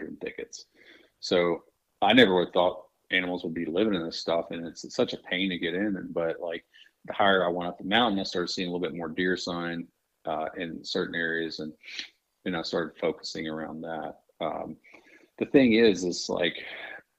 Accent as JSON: {"language": "English", "region": "Mississippi Delta", "country": "United States", "tie": "born or raised there", "moved": "yes", "said": "I grew up living in the Mississippi Delta"}